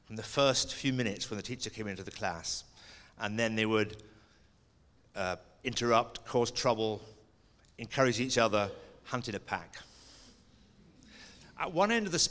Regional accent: Stevenage, East of England, United Kingdom; also born or lived in Scotland; I went to a boys' grammar school in Stevenage in England, and I started there the year that England won the World Cup

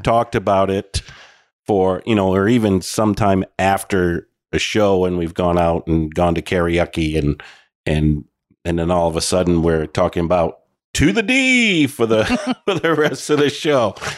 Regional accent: Oxford Hills, Maine, United States; we're in from the Oxford Hills.

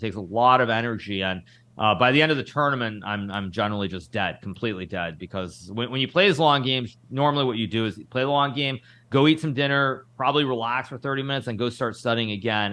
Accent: United States; we're both Americans

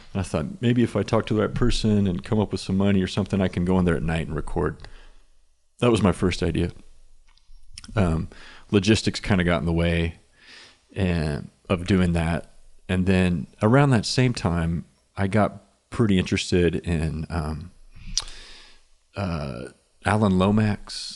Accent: Inola, Oklahoma, United States; now in Norman, United States; I grew up in Inola, which is very close to Claremore

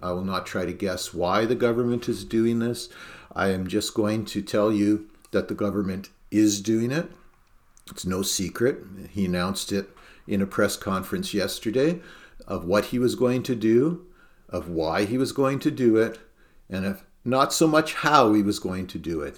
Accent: Canada; also born or lived in Norfolk County, Ontario; as a Canadian, even though I am a Canadian citizen

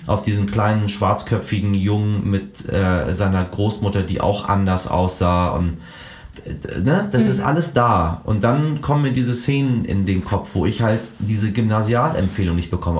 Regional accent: Hamburg, Germany; also born or lived in Iran; nach Hamburg-Eidelstedt wieder zurückkehre in die Gedanken der, der späten 80er

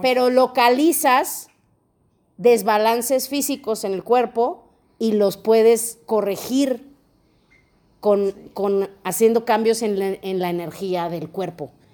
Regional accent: León, Guanajuato, Mexico; also born or lived in Mexico City; yo soy de León

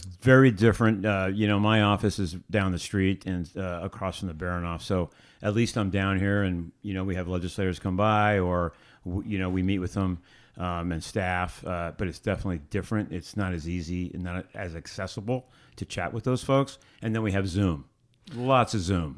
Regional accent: New York City, New York, United States; moved away as an adult; also born or lived in Miami / Brockport, New York; now in Anchorage, United States; I grew up in New York, uh, Long Island, New York City

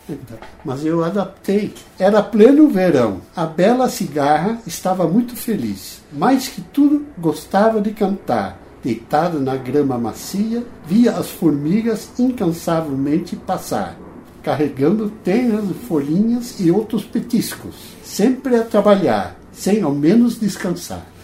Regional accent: Netherlands; now in São Paulo, Brazil; como era um holandês e queria voltar de vez em quando à minha terra

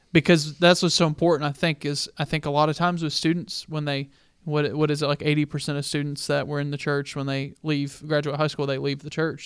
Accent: the Bible Belt, United States; now in Albuquerque, United States; I grew up in Bible Belt

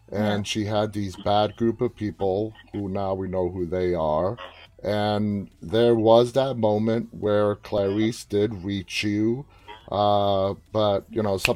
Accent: Toronto, Ontario, Canada; Toronto. My hometown.

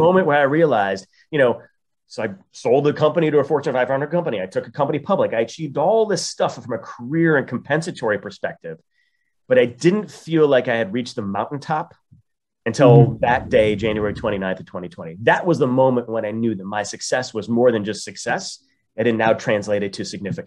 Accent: Toledo, Ohio, United States; now in Chicago, United States; I went back to my hometown, which is a very underserved hometown. Only about 17% of the citizens of Toledo, Ohio have four-year college degrees

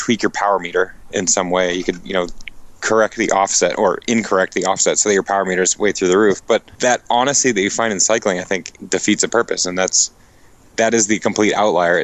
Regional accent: New England, United States; I'm from New England

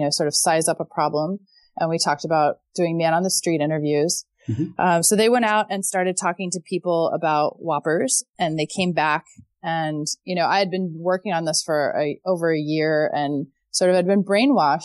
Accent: Texas, United States; moved away as an adult; now in Amsterdam, Netherlands; I got married at 22 because I'm from Texas and that's what you do when you're from Texas.

